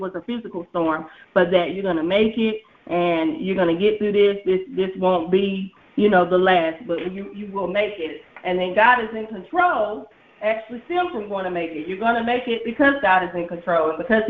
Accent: Lumberton, North Carolina, United States; now in Laurinburg, United States; we're from Lumberton, but we actually live in Laurinburg.

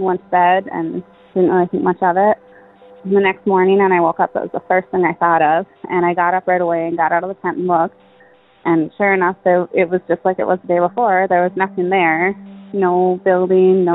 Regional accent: Michigan, United States; I'm from Michigan

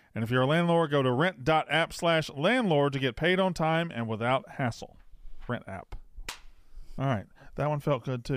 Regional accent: West Point, Mississippi, United States; moved away; I'm from, uh, East Mississippi. I'm from West Point, which is East.

